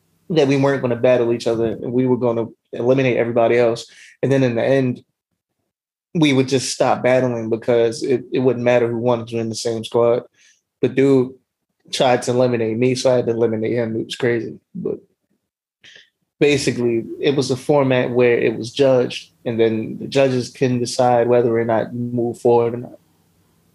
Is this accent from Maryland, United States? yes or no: yes; Baltimore, Maryland, United States; I'm from West Baltimore.